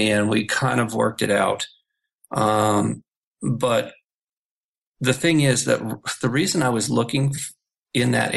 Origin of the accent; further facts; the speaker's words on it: Malibu, California, United States; moved away as an adult; also born or lived in Los Angeles, California / South Bay, California; now in Hong Kong; my hometown of Malibu